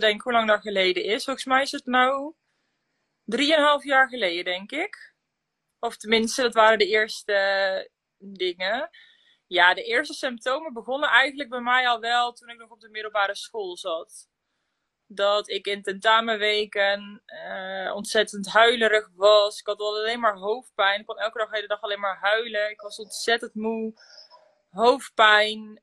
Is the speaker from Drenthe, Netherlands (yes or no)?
yes; Drenthe, Netherlands; moved away as an adult; also born or lived in Land van Maas en Waal, Gelderland; now in Gelderland, Netherlands; Ik kom uit Drenthe, maar ik woon nu inmiddels zo'n ruim drie jaar ja, in Gelderland-Zuid, het land van Maas en Waal.